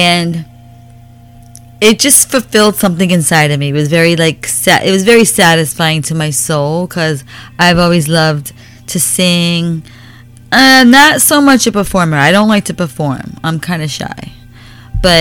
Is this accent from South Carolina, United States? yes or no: no; New York, United States; now in Florida, United States; I lived in New York for like 18 years.